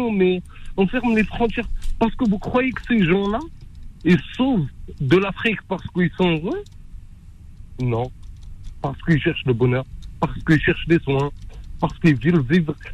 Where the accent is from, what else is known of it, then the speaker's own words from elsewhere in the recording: France; Moi, je suis français. Je suis pas venu dans un bateau de sardines ou quoi que ce soit.